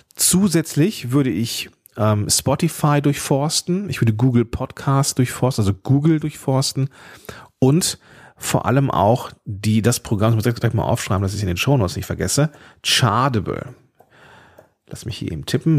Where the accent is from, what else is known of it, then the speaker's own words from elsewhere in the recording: Germany; ich bin Deutscher